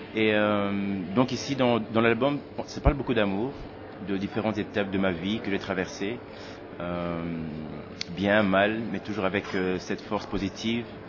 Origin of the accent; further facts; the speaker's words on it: Tournai area, Wallonia, Belgium; also born or lived in Kinshasa, DR Congo / Brussels, Belgium; je suis né à Kinshasa, où j'ai vécu les sept premières années, et puis j'ai débarqué euh, en Belgique, euh, et, j'y suis depuis. Donc voilà, donc euh, grandi dans la région de Tournai